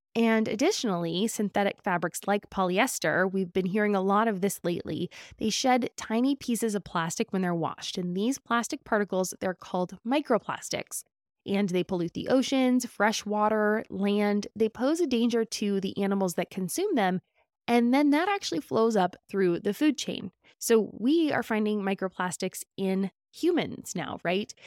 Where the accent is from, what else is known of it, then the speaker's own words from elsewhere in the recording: California, United States; As a Californian